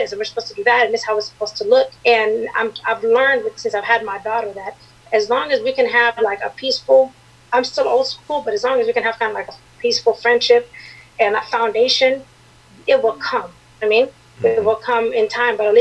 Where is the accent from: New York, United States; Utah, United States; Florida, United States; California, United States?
California, United States; San Diego; also born or lived in Eritrea; now in Arizona, United States; I'm originally from Eritrea, that's in East Africa, but I grew up in San Diego